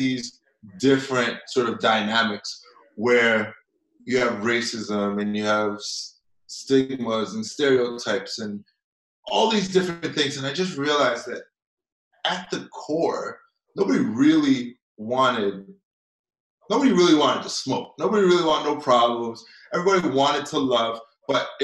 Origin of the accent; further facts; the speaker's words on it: Toronto, Ontario, Canada; I grew up here in Toronto